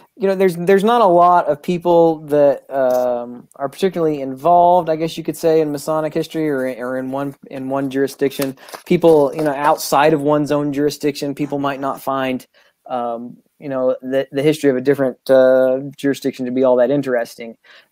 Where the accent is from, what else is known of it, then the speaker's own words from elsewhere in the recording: Eufaula, Oklahoma, United States; But there was another gentleman in my hometown who I respected, and he was friends with my father. And he's the one that really encouraged me to join the fraternity in Eufaula.